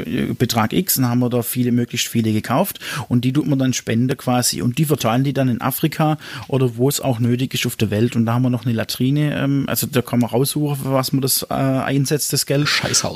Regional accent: Ochsenburg, Baden-Württemberg, Germany; von dem Ort, wo ich herkomme, aus Ochsenburg

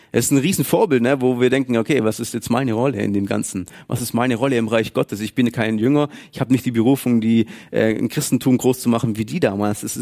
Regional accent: Baden-Württemberg, Germany; dass ich das Geld anders investiere oder verwende oder spare als Schwabe

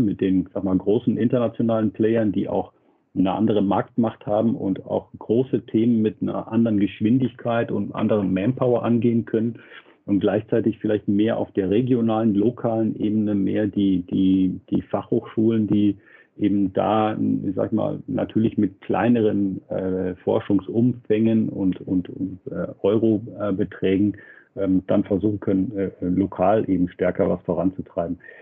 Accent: Nuremberg, Bavaria, Germany; als Nürnberger

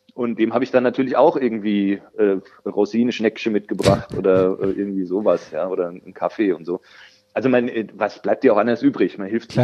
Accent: Kahlgrund, Bavaria, Germany; accent: Kahlgrund dialect; also born or lived in Bergen-Enkheim, Frankfurt; now in Frankfurt, Germany; es ist relativ nah an meinem Heimatdialekt, das ist äh, der Karlgrund drüben in Bayern schon.

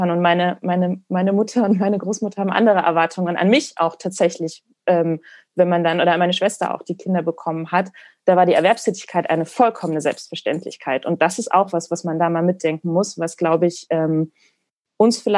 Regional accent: East Germany, Germany; Ich bin ja ein Kind des Ostens, also ich bin ja im Osten auch groß geworden und ich möchte auch da mal sagen oder diese Perspektive echt mal reinbringen.

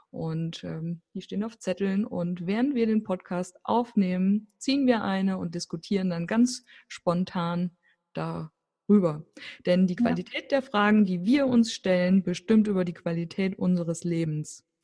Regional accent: Fulda, Hesse, Germany; born there; now in Rothenburg ob der Tauber, Germany; ich lebe in Rodenburg auf der Tauber, bin gebürtig aus Fulda.

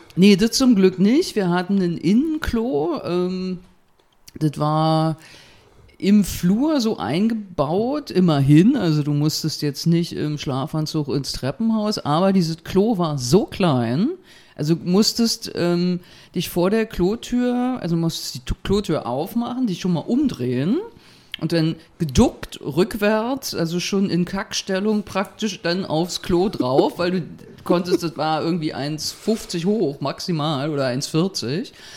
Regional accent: Berlin, Germany; Kreuzberg 61, Bergmann-Kiez, wo ich auch groß geworden bin

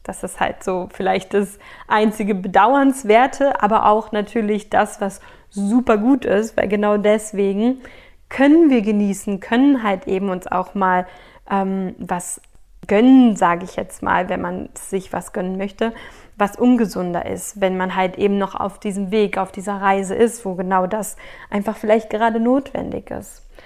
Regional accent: Berlin, Germany; ich bin in Berlin groß geworden

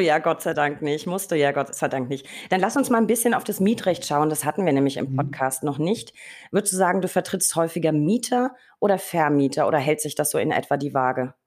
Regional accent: Berlin, Germany; muss ich als Berliner natürlich

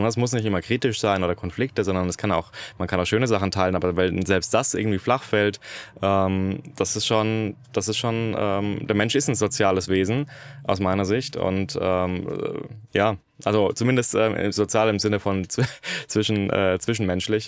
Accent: Germany; ich als Deutscher

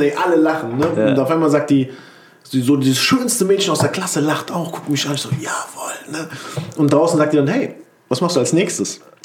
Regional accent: Wiesbaden, Hesse, Germany; ich komme aus Mainz-Kostheim, aber ich sage mal Wiesbaden

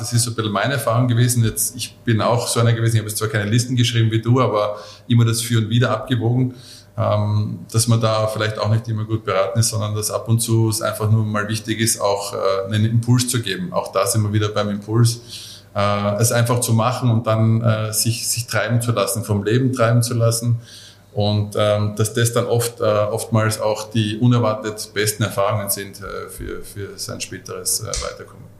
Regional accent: a suburb of Mödling, Lower Austria, Austria; ich bin in, äh, in, in Vorort vor Mödling groß geworden

